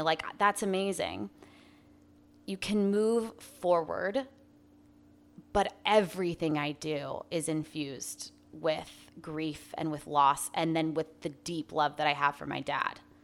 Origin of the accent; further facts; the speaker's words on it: Arizona, United States; I'm twenty-six, born and raised in Arizona.